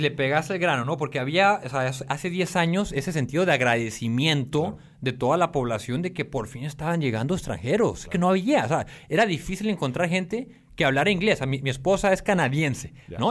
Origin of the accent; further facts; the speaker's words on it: Tijuana, Baja California, Mexico; moved away as an adult; Soy mexicano, como bien mencionabas. Crecí en Tijuana hasta los 18 años